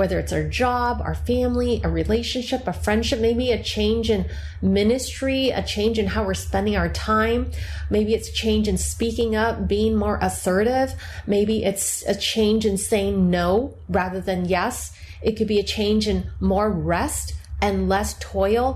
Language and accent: English; United States; I'm Chinese American